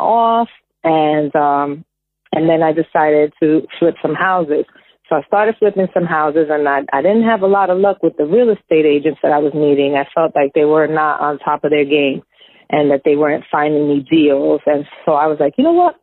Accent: New York, United States; moved away as an adult; now in New Jersey, United States; I was born and raised in New York. So I was living in Jersey

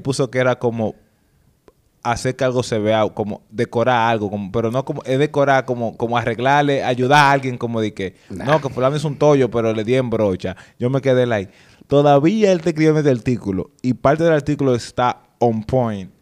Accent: Dominican Republic; nosotros como dominicanos

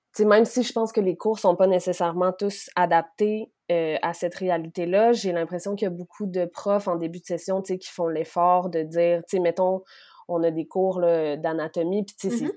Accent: Quebec City, Quebec, Canada; moved away as an adult; also born or lived in Côte-Nord, Quebec; now in Montreal, Canada; je suis née sur la côte nord, dans une petite famille super aimante. ensuite, j'ai grandi à Québec

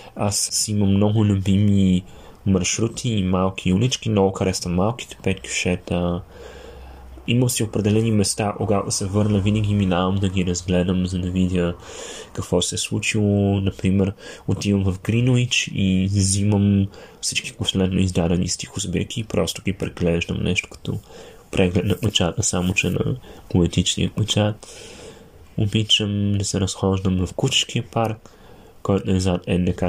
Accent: Sofia, Sofia City, Bulgaria; now in Germany; съм от София

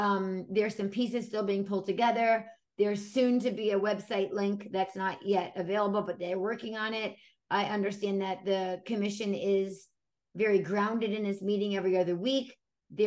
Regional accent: Brooklyn, New York, United States; my childhood growing up in Brooklyn

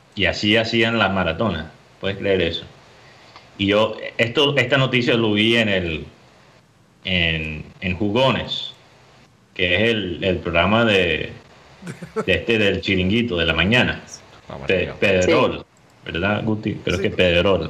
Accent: Miami, Florida, United States; yo soy de Miami. Entonces yo puedo hablar mal de Miami

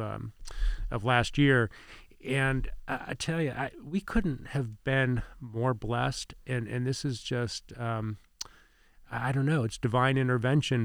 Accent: Indiana, United States; also born or lived in Ohio / Plant City, Florida; now in Winter Haven, United States; I grew up in Indiana

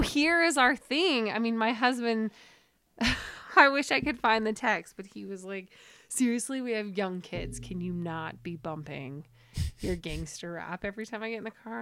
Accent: Centerville, Utah, United States; moved away as an adult; also born or lived in Salt Lake City; now in Jackson, United States; I lived in Centerville. I grew up in Centerville

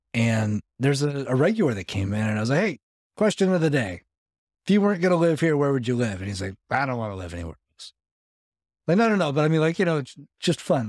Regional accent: Los Angeles, California, United States; moved away as an adult; also born or lived in Arizona; now in Middle Tennessee, United States; that's where I grew up, like Los Angeles, about for twenty years

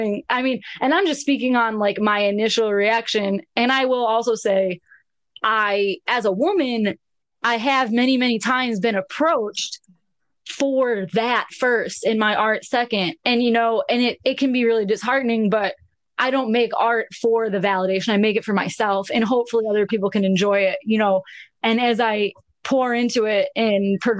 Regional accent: Buffalo, New York, United States; I'm from Buffalo, New York.

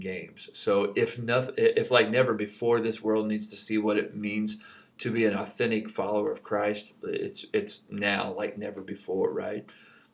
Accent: Kentucky, United States; moved away; I grew up in Kentucky

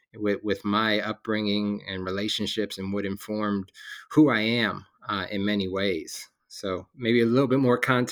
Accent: West Orange, New Jersey, United States; I'm originally from New Jersey, a town called, it's West Orange, New Jersey.

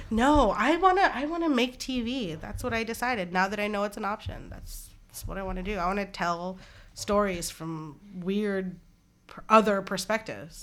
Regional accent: Anchorage, Alaska, United States; growing up in Anchorage, Alaska

